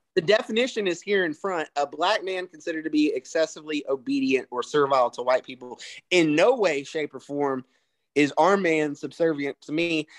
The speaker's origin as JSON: {"language": "English", "region": "the South", "country": "United States", "tie": "born or raised there", "accent": "country twang", "said": "I was born raised in the South"}